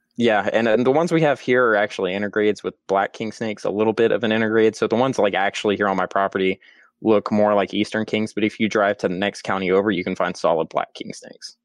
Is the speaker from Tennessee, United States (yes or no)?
no; Georgia, United States; also born or lived in West Texas; I am originally from Georgia